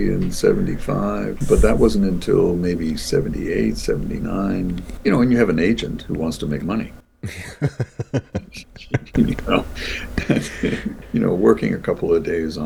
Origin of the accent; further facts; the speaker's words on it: Toronto, Ontario, Canada; now in Vancouver, Canada; Toronto's my hometown